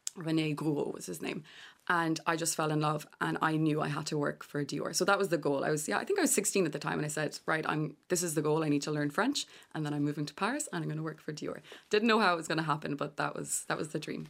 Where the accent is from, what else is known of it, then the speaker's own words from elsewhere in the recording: Galway, Connacht, Ireland; I'm from Galway